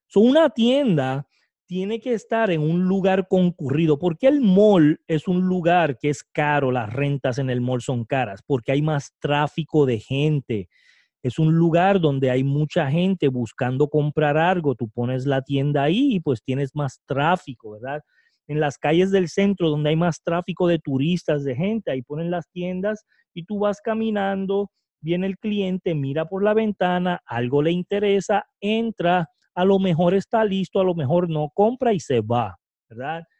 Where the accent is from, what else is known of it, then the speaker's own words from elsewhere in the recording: Puerto Rico; el primer puertorriqueño